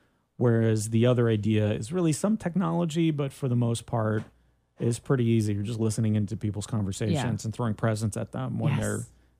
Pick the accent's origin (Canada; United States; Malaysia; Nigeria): Canada; I'm from Canada. When can you vote here?